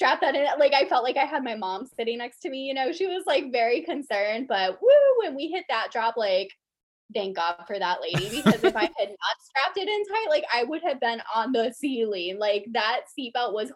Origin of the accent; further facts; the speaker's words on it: Florida, United States; I'm originally from Florida